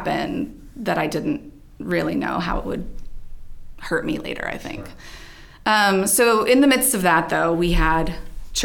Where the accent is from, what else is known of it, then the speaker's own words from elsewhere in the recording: Maryland, United States; also born or lived in New Jersey; moved to Maryland when I was 3. But from there, that's where I stayed.